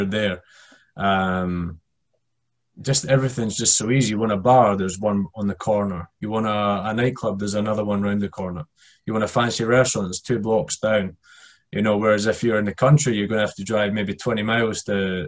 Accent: Scotland, United Kingdom; I'm from the UK and we're just generally not that nice, especially being Scottish as well

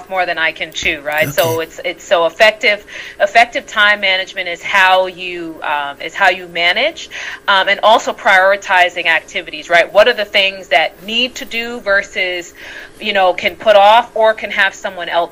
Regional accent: New York City, New York, United States; moved away as an adult; now in Buenos Aires, Argentina; I'm originally from Brooklyn, New York, and right now I live in Buenos Aires, Argentina

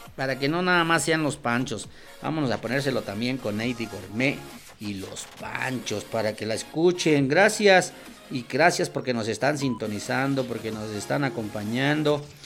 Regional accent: State of Mexico, Mexico; somos mexiquenses

